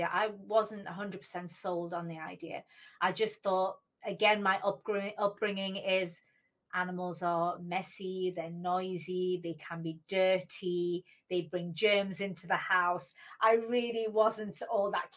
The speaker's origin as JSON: {"language": "English", "country": "United Kingdom", "tie": "born or raised there", "said": "when they came to the UK and they had me"}